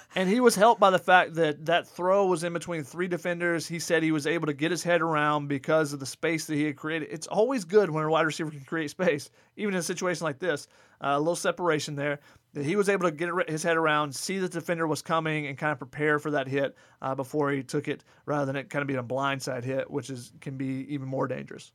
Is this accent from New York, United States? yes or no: no; Georgia, United States; now in Los Angeles, United States; I'm from Georgia. I still root for all Atlanta teams.